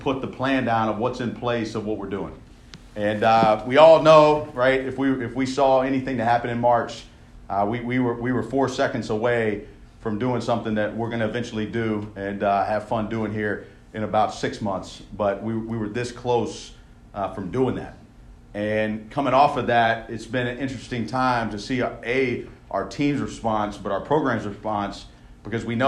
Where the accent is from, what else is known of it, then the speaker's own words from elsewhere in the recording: Louisiana, United States; I grew up in Louisiana